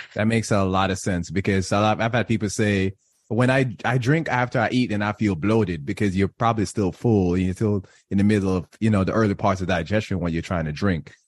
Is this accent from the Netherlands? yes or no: no; Jamaica; I am Jamaican